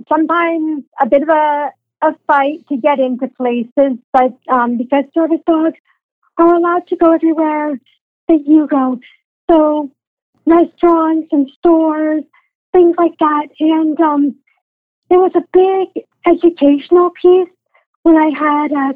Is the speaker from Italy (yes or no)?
no; Aurora, Ontario, Canada; now in Newmarket, Canada; I grew up in Aurora, again, right next door